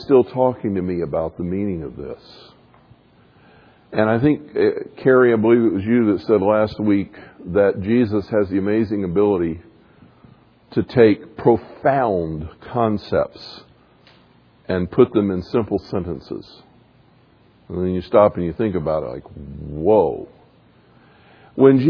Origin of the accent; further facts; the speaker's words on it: the South, United States; I grew up a Baptist in the South